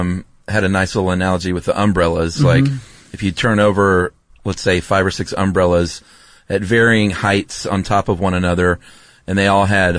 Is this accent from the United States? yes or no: yes; Southeast, United States; moved away; what I was used to growing up in the Southeast